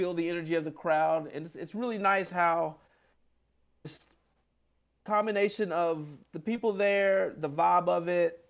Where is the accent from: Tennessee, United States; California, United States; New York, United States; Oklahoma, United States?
Tennessee, United States; Nashville; oh, I'm from the Nashville area.